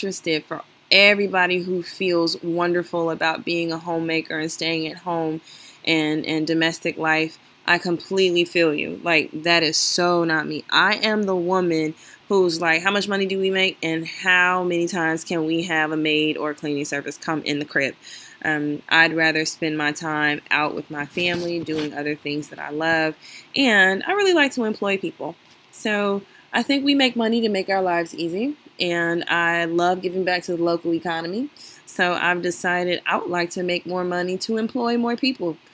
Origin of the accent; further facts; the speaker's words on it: Chicago, Illinois, United States; I'm from Chicago